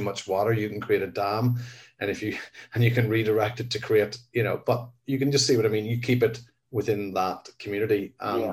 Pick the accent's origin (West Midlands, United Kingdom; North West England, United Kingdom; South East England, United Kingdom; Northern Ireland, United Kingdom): Northern Ireland, United Kingdom; I was born in 1968 in Northern Ireland